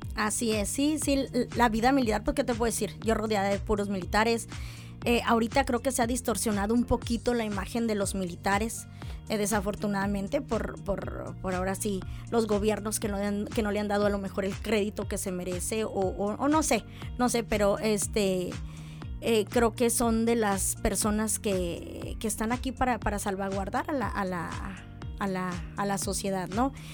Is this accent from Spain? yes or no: no; San Luis Potosí, Mexico; moved away as an adult; now in Mexicali, Mexico; yo soy originaria de San Luis Potosí